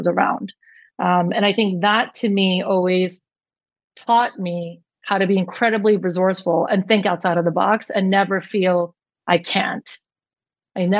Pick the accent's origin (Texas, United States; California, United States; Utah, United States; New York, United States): New York, United States; I was born and raised in New York